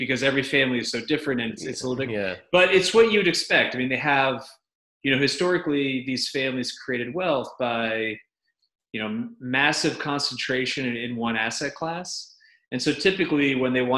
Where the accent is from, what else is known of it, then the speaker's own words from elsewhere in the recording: New York, United States; also born or lived in Connecticut; now in Middle Tennessee, United States; So I'm from New York originally.